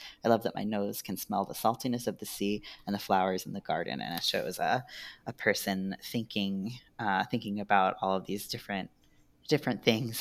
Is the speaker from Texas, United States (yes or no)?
no; New York, United States; I'm a New Yorker